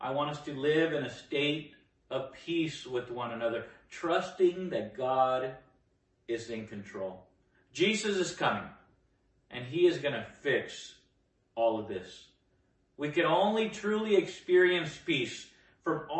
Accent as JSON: {"language": "English", "country": "Nicaragua", "moved": "yes", "lives_now": "United States", "said": "I come from Nicaragua, a war-torn place. I came here during the Civil War"}